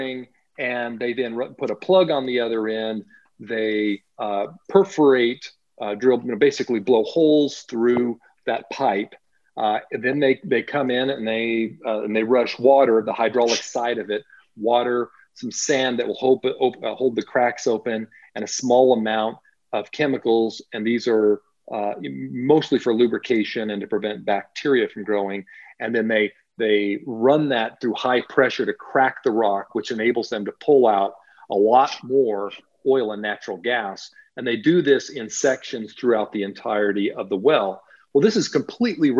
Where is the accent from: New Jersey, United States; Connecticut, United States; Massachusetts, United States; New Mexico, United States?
New Mexico, United States; also born or lived in Central California; my home state of New Mexico